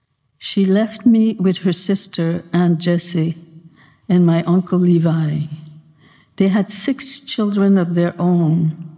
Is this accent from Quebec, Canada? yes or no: yes; Trois-Rivières, Quebec, Canada; also born or lived in Odanak, Quebec / United States; I grew up in Odanak until school time. Then my parents took me to Trois-Rivières, and that is where I went to school, from grade 1 to grade 9